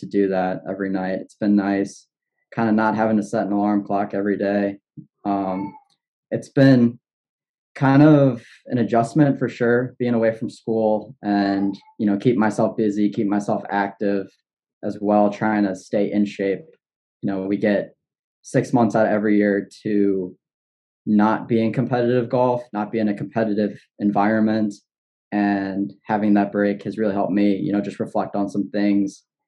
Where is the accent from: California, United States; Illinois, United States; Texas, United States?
Illinois, United States; Pontiac; I grew up in Pontiac, Illinois